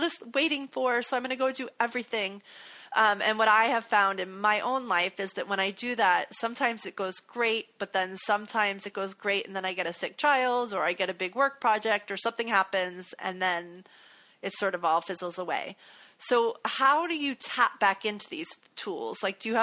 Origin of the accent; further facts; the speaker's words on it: the South, United States; I grew up in the South.